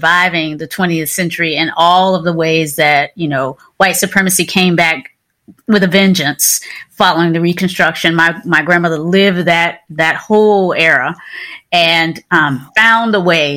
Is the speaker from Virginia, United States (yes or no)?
yes; Kinston, North Carolina, raised in Virginia, United States; I was born and raised in the South, right? So Kinston, North Carolina, the small town, 30 miles inland from the coast or so, in Southeast Carolina, and then raised in Virginia